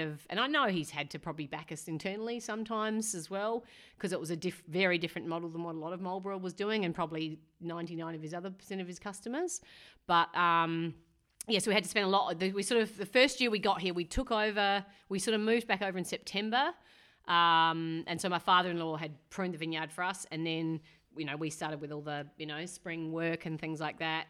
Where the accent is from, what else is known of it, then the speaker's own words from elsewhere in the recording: McLaren Vale, South Australia, Australia; moved away as an adult; also born or lived in Clare, South Australia; now in New Zealand; I'm from McLaren Vale, mm-hmm. um, in South Australia